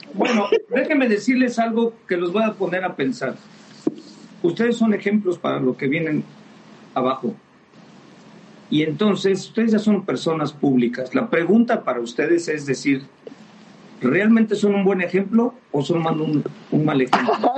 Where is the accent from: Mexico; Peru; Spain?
Mexico; somos mexicanos